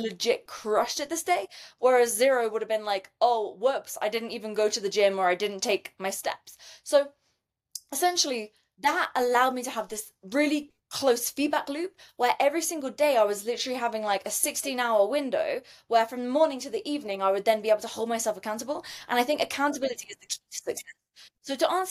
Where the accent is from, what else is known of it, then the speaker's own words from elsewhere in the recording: United Kingdom; moved away; I'm British